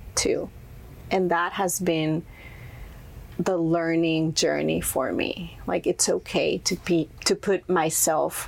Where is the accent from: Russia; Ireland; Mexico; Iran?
Mexico; Monterrey, Nuevo León; first language Spanish; English is a second language; moved away as an adult; now in United States; I was born and raised in Monterrey, Mexico, and I started modeling when I was around 16 years old.